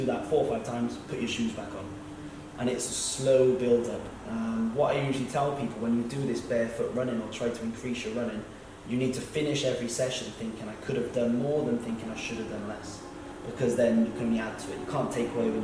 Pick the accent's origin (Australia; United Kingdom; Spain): United Kingdom; We're being British